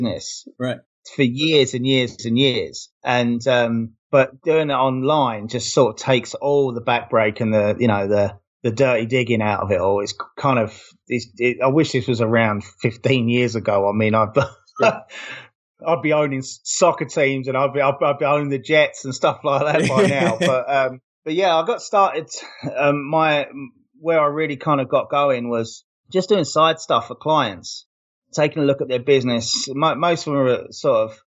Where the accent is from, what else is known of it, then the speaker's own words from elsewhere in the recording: London, United Kingdom; now in Las Vegas, United States; I'm from London. I live in the Las Vegas suburbs, about 10 miles east of the apocalyptic Las Vegas Strip right now.